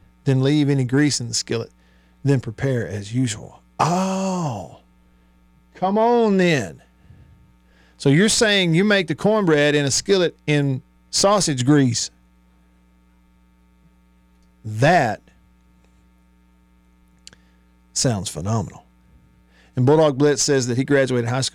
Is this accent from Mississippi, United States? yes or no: yes; Tupelo, Mississippi, United States; here in my hometown of Tupelo